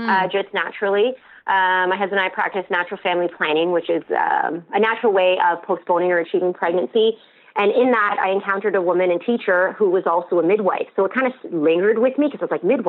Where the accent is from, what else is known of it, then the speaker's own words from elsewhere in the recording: Ontario, Canada; I'm from Ontario